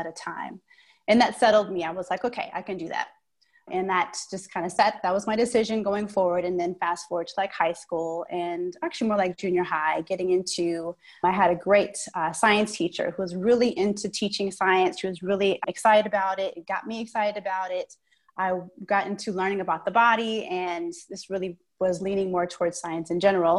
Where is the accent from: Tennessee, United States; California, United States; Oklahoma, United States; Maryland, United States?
California, United States; Oakland; now in Twin Cities, United States; I'm from the Bay Area, like you said, Oakland